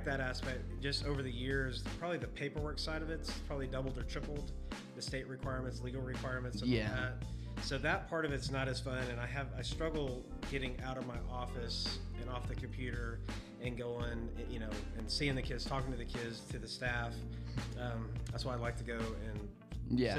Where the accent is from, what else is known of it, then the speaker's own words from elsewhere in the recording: Ponca City, Oklahoma, United States; moved away as an adult; now in Texas, United States; I was born and raised in Ponca City, Oklahoma, and it's up north, northern Oklahoma